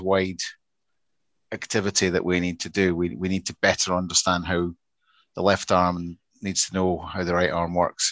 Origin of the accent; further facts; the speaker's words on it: Scotland, United Kingdom; for me as a Scotsman